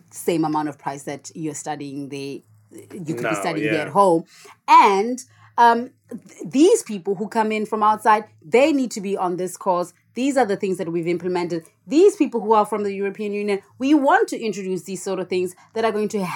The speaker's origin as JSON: {"language": "English", "country": "South Africa", "moved": "yes", "lives_now": "United Kingdom", "said": "I'm a South African immigrant living in the UK"}